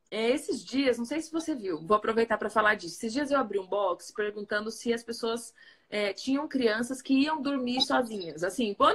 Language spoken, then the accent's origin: Portuguese; Mato Grosso do Sul, Brazil; now in São José, Brazil; que vim do Mato Grosso do Sul e estou acostumada com 35 graus naturalmente, né, no ano inteiro